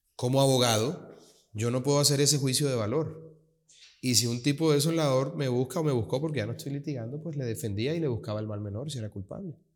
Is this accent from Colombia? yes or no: yes; Colombian Caribbean coast, Caribbean Region, Colombia; also born or lived in Bogotá, Colombia; mis padres ambos son costeños. No, yo soy Caribe 100%